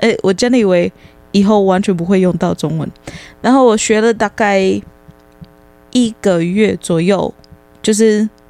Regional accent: United States; Chinese is a second language; moved away as an adult; also born or lived in Tainan, Taiwan; now in Taiwan; 然后在美国我们高中是四年

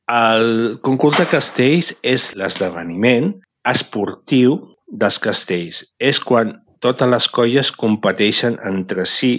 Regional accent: Barcelona, Catalonia, Spain; sóc de Barcelona i de la barriada de Sants. Uh mhm. -huh. M'he criat aquí tota la vida

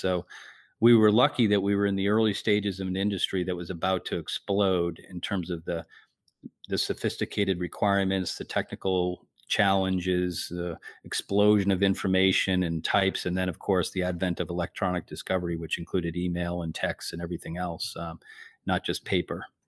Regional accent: Whitman, Massachusetts, United States; I grew up in the South Shore in a little town called Whitman.

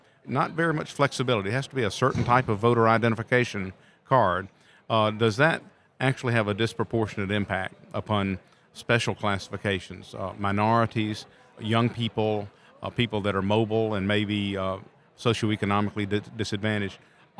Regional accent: Mississippi, United States; North Carolina and Texas, my home state in Mississippi, did exactly the same thing.

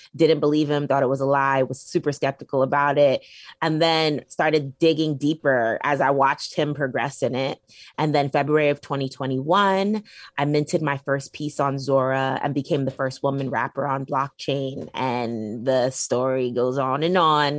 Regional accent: New York City, New York, United States; I'm from Brooklyn, New York. I grew up on Flatbush, Brooklyn

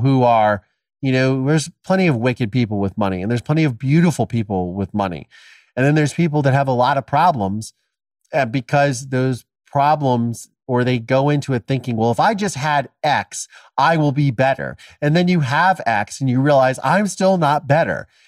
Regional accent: Ohio, United States; my dad killed my mom, I was adopted, and I'm from Ohio

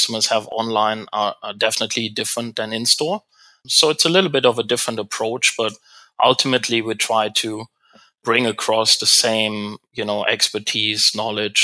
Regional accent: Germany; moved away as an adult; also born or lived in Europe / Asia; now in Canada; I'm not from North America, I'm German originally, now Canadian-German

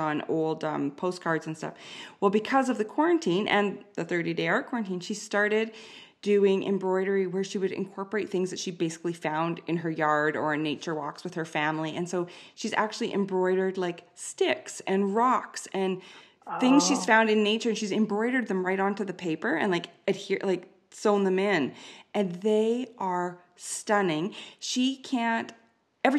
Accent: Canada; I'm Canadian

